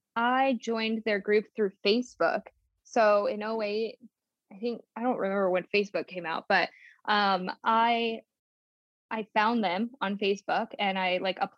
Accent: Billings, Montana, United States; also born or lived in California; So I was born in California, and then my mom and my grandma and I, we moved to Billings, Montana, where we got this duplex.

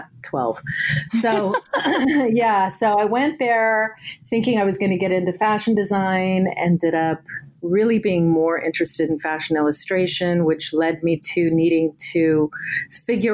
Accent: Southern California, United States; I was born in Southern California. My mother's Mexican. My father's Portuguese and Irish.

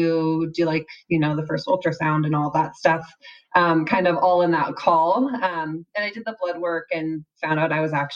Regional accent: Seattle, Washington, United States; moved away as an adult; now in Utah, United States; I am from the Seattle area, but I recently moved to Utah

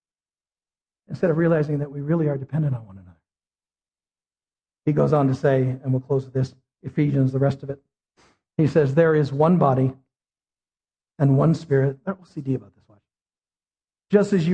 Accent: United States; as an American

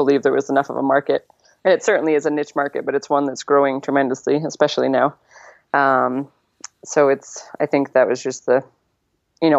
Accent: Connecticut, United States; moved away as an adult; now in White Sulphur Springs, United States; how I grew up in Connecticut on a farm there

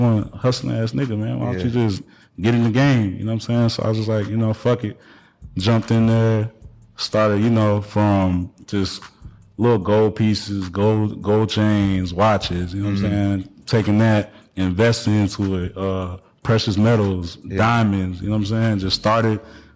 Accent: Atlanta, Georgia, United States; also born or lived in Washington, D.C. / Baltimore / Arizona; I grew up in Atlanta

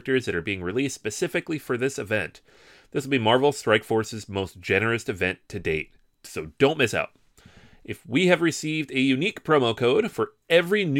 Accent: Seattle, Washington, United States; now in Brooklyn, United States; I'm from Seattle and I like to think I don't really have much of an accent

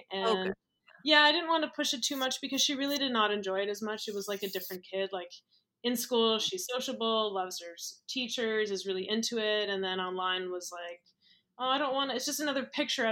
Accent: Toronto, Ontario, Canada; I live in Toronto. I moved around a bunch for school, but I ended up settling back here again

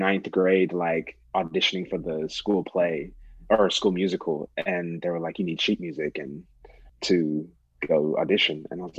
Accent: Kansas City, Missouri, United States; So I'm originally from Kansas City, Missouri, born and raised, grew up around the Paseo area. For those of you who know, the KC area. I lived there till I was about eight.

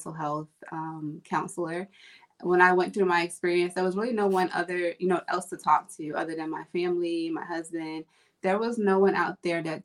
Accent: Virginia, United States; moved away; I'm originally from Virginia.

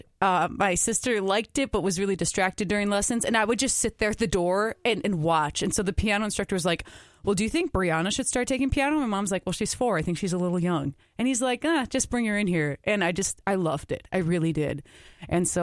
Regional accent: Scandia, Minnesota, United States; I am from the Marine on St. Croix, Scandia area

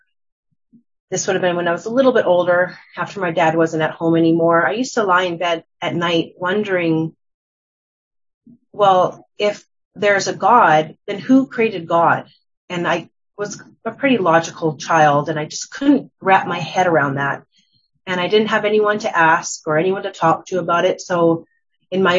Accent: Calgary, Alberta, Canada; I'm from Calgary, Alberta as well.

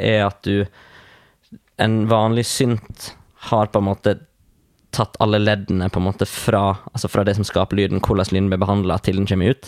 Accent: Vestland, Norway; moved away as an adult; now in Kristiansand, Norway; Jeg kommer egentlig fra Vestland fylke

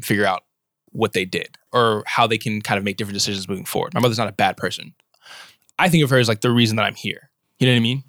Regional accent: Washington, District of Columbia, United States; moved away as an adult; now in Berkeley, United States; I was born and raised in Southeast Washington, D C

